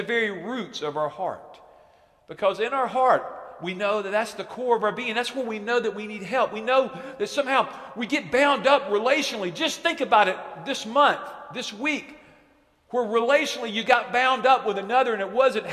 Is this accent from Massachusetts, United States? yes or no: no; Alabama, United States; moved away; I'm from Alabama